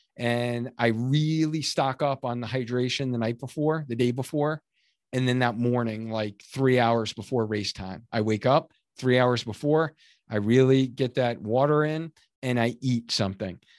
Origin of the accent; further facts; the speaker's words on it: Cheshire, Connecticut, United States; my hometown of Cheshire, Connecticut, where I live